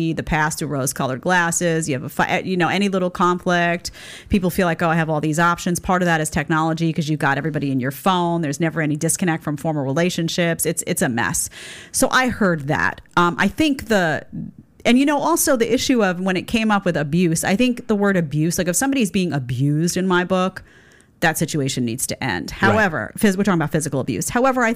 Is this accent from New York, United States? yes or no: yes; New York City, New York, United States; I grew up in Staten Island with those Impractical Jokers.